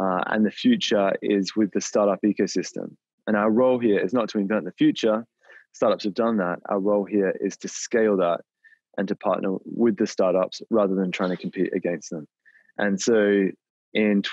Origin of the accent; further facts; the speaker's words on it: Australia; moved away; I grew up in Australia, as you might be able to tell from the accent, and I was raised on a dairy farm there.